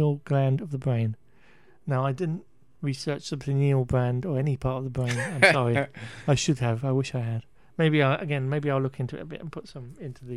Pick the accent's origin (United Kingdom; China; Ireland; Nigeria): United Kingdom; England; we're English.